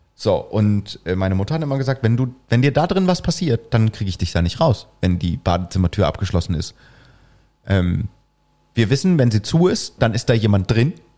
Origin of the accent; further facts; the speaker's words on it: East Germany, Germany; Ich bin ja im Osten aufgewachsen